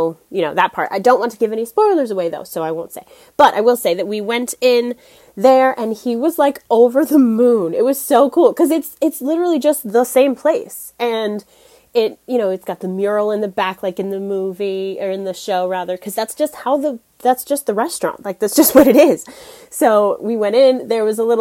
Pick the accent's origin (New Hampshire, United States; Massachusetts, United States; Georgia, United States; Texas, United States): New Hampshire, United States; moved away as an adult; also born or lived in Washington, D.C.; my hometown in the little state of New Hampshire